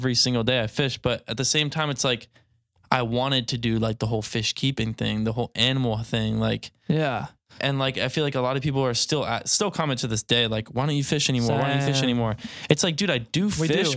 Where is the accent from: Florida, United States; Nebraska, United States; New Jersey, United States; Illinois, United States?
Florida, United States; also born or lived in New York; I was born in New York. I feel I was born in Jupiter, Florida.